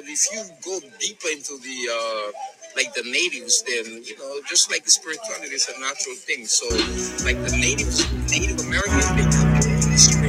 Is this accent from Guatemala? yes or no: yes; Livingston, Izabal, Guatemala; now in United States; I was born in Guatemala.